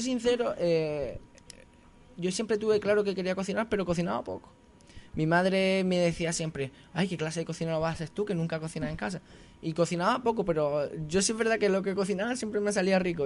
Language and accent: Spanish; Castell de Ferro, Andalusia, Spain; now in Santiago del Teide, Spain; yo soy de un pueblo muy pequeñito de Granada, unos 5.000 habitantes, se llama Castel del Ferro